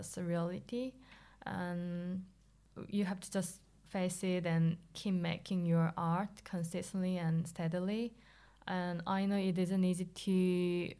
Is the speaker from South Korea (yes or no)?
yes; South Korea; moved away as an adult; now in London, United Kingdom; I was born and raised in South Korea